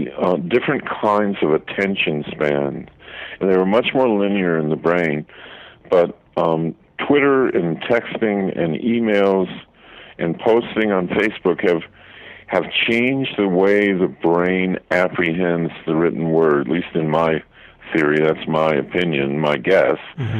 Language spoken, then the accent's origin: English; outside Detroit, Michigan, United States; there was kind of an underground thing outside Detroit where we would listen to black music stations, and we weren't supposed to.